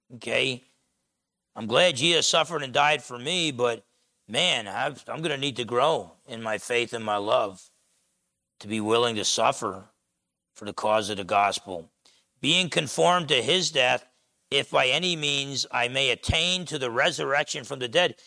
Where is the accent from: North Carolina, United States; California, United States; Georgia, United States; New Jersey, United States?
New Jersey, United States; moved away; growing up in New Jersey